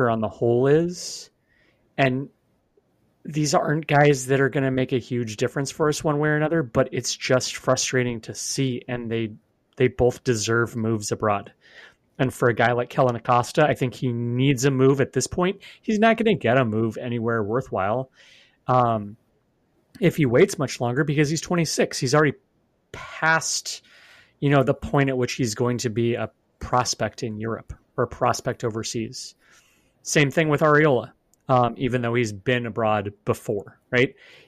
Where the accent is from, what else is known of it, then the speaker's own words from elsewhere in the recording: Oregon, United States; I'm from the West Coast. People pronounce my state Oregon, even though there's no A.